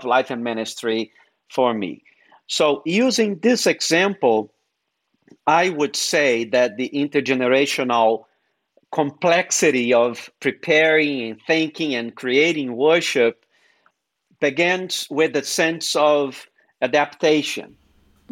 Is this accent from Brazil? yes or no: yes; Brazil; English is a second language; moved away as an adult; also born or lived in New England; now in United States; when I moved from Brazil to New England.